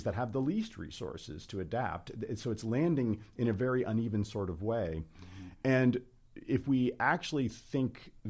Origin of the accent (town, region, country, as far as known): United States